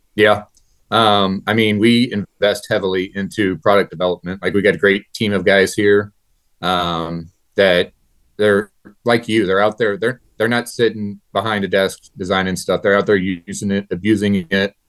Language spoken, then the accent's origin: English; New Haven, Missouri, United States; I'm from New Haven, Missouri, born and raised here.